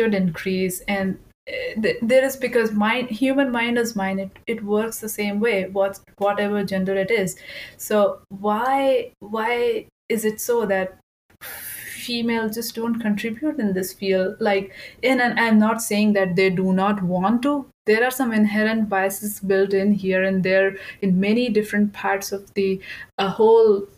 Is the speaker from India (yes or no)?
yes; India; moved away; I grew up in India